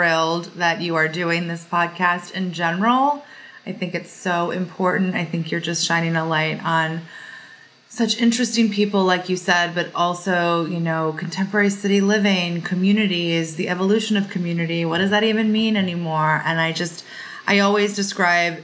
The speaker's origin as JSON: {"language": "English", "area": "Long Island", "region": "New York", "country": "United States", "tie": "born or raised there", "said": "I was born and raised on Long Island, New York"}